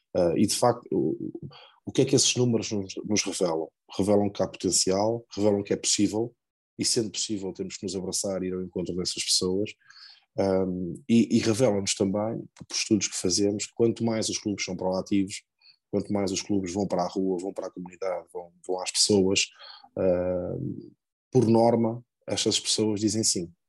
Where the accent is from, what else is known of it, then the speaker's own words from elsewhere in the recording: Lordelo, Portugal; sou de Lordelo